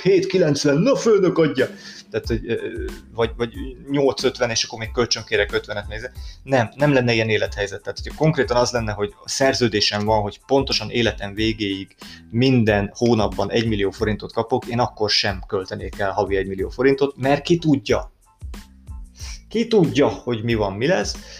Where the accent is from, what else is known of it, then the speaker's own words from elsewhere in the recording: Hungary; én magyar vagyok